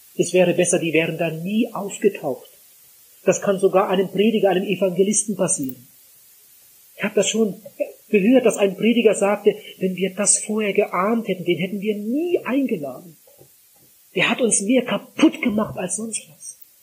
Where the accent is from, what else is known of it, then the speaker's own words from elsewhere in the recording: Northern Germany, Germany; bei uns zu Hause in Norddeutschland